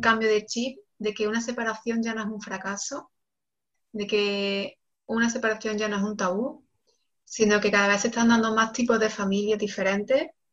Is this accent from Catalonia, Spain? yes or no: no; Córdoba, Andalusia, Spain; moved away as an adult; also born or lived in Barcelona / Senegal; ahora mismo vivo en, Córdoba, que es mi ciudad natal